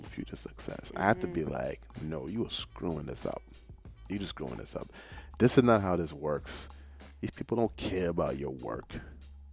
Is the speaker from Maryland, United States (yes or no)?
no; New York, United States; I'm coming from New York, in a particular era of New York